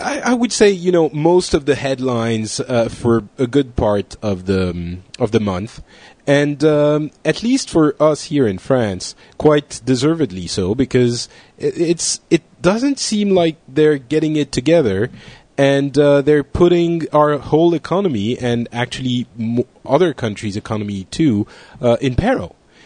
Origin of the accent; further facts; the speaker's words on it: South Africa; No, I'm from South Africa.